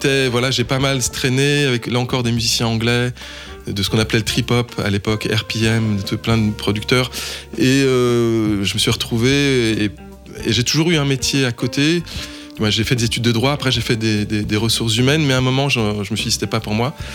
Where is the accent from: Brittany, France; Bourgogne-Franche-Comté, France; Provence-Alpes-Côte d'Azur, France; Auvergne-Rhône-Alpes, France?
Auvergne-Rhône-Alpes, France; Lyon; Euh, en fait, j'habite, je, suis né, j'ai grandi à Lyon, à côté de Jazz à Vienne.